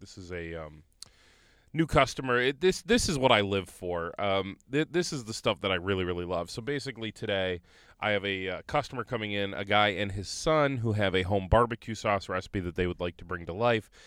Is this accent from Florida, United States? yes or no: no; Conneaut, Ohio, United States; I'm from Conneaut.